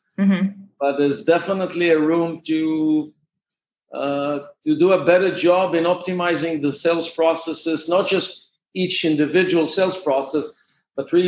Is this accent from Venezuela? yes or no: no; Israel; Actually, I'm from Israel.